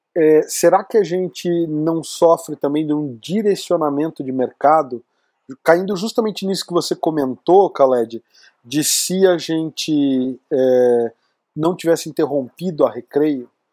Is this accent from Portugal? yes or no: no; Campinas, São Paulo, Brazil; now in Curitiba, Brazil; eu venho de Campinas